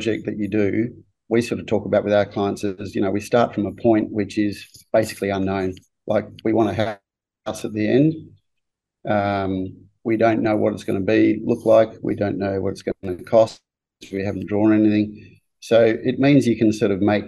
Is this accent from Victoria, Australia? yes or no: yes; Melbourne, Victoria, Australia; moved away as an adult; now in Brisbane, Australia; I grew up in Melbourne and I actually studied engineering at Melbourne Uni